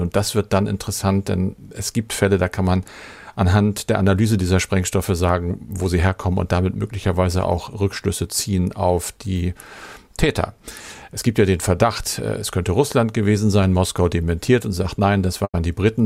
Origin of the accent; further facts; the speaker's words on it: Germany; bei uns in Deutschland